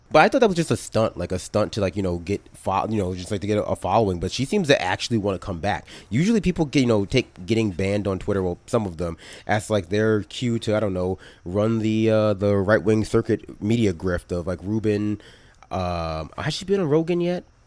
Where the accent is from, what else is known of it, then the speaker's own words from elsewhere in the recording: New York City, New York, United States; I grew up in New York City